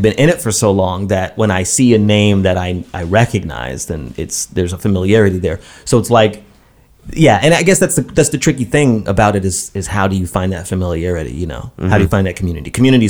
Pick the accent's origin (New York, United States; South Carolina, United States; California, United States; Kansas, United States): New York, United States; Brooklyn; Like, you grew up in Brooklyn, I grew up in Brooklyn.